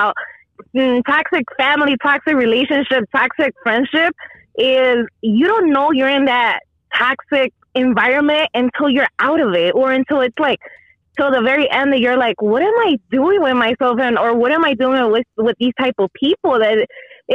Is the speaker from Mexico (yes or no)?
yes; Jalisco, Mexico; I'm from Jalisco